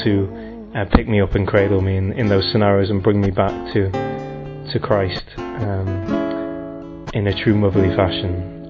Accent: England, United Kingdom; I'm from England and I'm 25 years old.

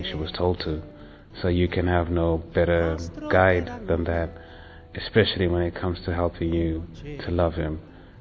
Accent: Zimbabwe; I'm from Zimbabwe and I'm 30 years old.

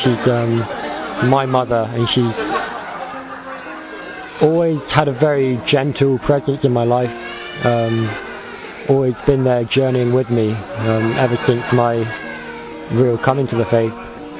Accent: Wimborne, South West England, United Kingdom; I'm 25 years old and I'm from Wimborne in England.

